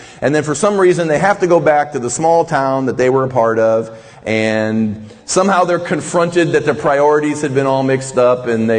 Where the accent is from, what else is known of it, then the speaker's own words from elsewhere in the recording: Midwest, United States; I grew up in the Midwest. We had a culture in there.